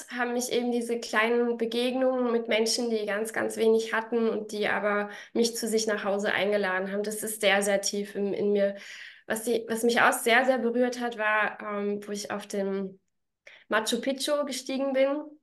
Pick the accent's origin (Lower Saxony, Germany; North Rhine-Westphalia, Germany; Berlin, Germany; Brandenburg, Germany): Berlin, Germany; also born or lived in Vorarlberg; now in Salzburg, Austria; Bin ja ursprünglich aus Berlin, habe dann ganz lange in Vorarlberg gewohnt, wohne jetzt mittlerweile also da bin ich dann